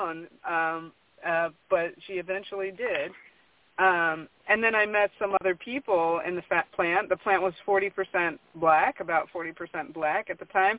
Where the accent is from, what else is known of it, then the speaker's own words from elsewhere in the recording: Michigan, United States; I grew up in Michigan